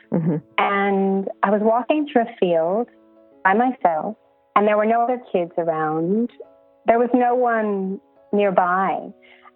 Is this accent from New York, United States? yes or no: no; Los Angeles, California, United States; moved away as an adult; now in Brisbane, Australia; I'm originally from Los Angeles